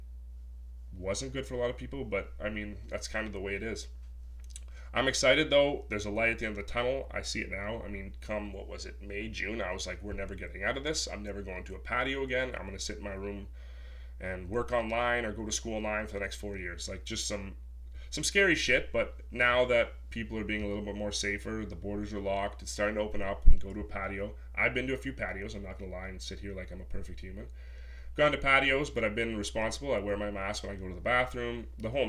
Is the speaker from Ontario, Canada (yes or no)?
yes; Sault Ste. Marie, Ontario, Canada; moved away as an adult; now in Toronto, Canada; I'm originally from Sault Ste. Marie